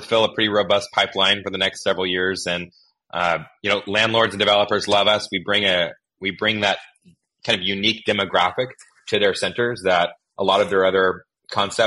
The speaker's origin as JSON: {"language": "English", "area": "Willamette Valley", "region": "Oregon", "country": "United States", "tie": "born or raised there", "also_born_or_lived": "Northern California / Southern California", "moved": "yes", "said": "I grew up in the Willamette Valley in Oregon"}